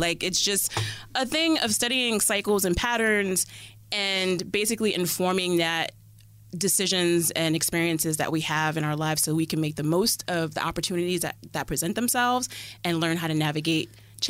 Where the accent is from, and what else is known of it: New York City, New York, United States; born or raised there